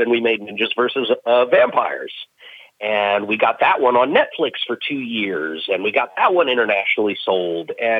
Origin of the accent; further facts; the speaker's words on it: Maryland, United States; also born or lived in Washington, D.C.; I was born in Washington, D.C., and I lived in Maryland pretty much my whole life.